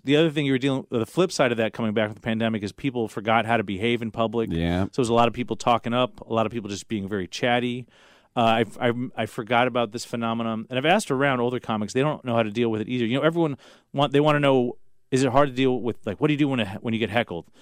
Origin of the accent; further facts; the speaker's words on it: Los Angeles, California, United States; I grew up in Los Angeles